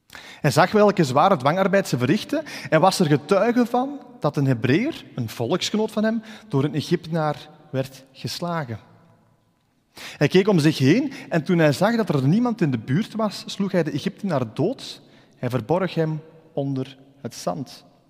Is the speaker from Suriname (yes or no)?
no; Ghent area, Flanders, Belgium; ik ben uit het Gentse afkomstig.